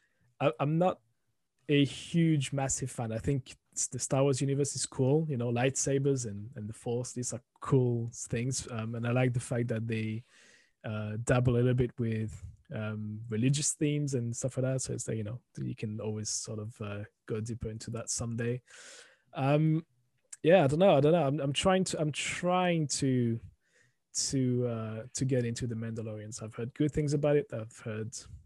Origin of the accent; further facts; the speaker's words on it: France; moved away as an adult; now in United Kingdom; a French national who's moved to the UK about 20 years ago